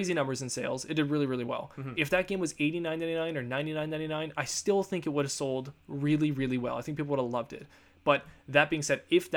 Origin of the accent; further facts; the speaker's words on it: Canada; we are Canadian